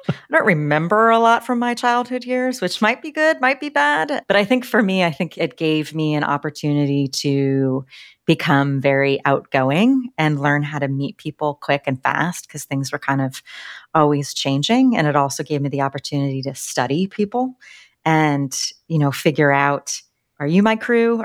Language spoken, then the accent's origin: English; Littleton, Colorado, United States; also born or lived in Washington, D.C.; I grew up in Littleton, Colorado